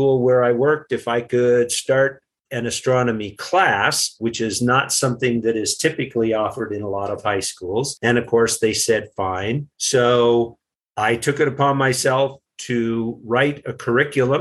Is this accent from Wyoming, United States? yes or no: yes; Wyoming, United States; now in Grand County, Colorado, United States; growing up in the West, I'm from Wyoming, spent a lot of time camping out under the stars